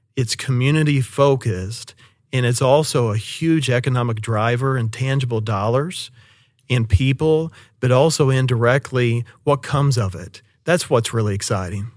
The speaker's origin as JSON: {"language": "English", "town": "Shawnee", "region": "Oklahoma", "country": "United States", "tie": "born or raised there", "also_born_or_lived": "Seminole, Oklahoma", "moved": "as an adult", "said": "being a native from Oklahoma City metro area, I was born and raised in Shawnee and Seminole"}